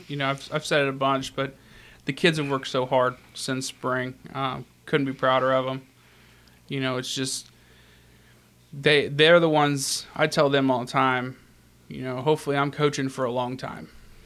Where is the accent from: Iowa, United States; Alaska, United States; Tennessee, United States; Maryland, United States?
Tennessee, United States; South Pittsburg; The Masters Academy, it's actually funny. It's in my hometown.